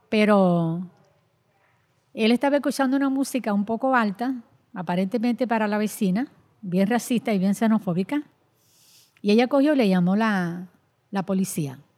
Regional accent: Dominican Republic; now in Puerto Rico; y aquí no, aquí tú eres una dominicana. Es decir, que, es una de las situaciones fuertes que nosotros enfrentamos. Y, solamente el hecho, solamente el hecho de, ser dominicana.

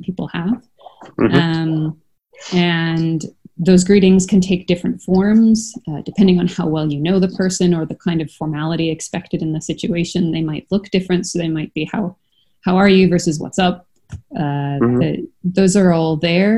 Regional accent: Canada; now in Europe; As you can tell from my accent, I'm from Canada.

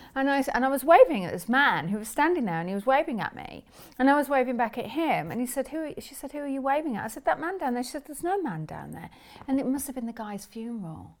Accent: England, United Kingdom; moved away as an adult; now in United States; growing up in England, um, although I live in America now

